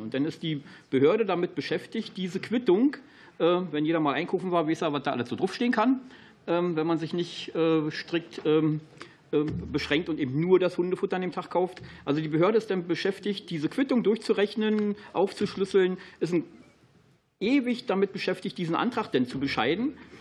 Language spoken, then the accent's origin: German; Brandenburg, Germany; Für mich als Brandenburger